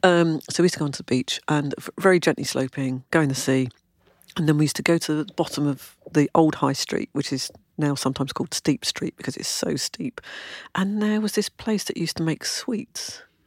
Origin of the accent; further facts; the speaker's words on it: London, United Kingdom; now in Kent, United Kingdom; I was born in London, lived in London, went to school in London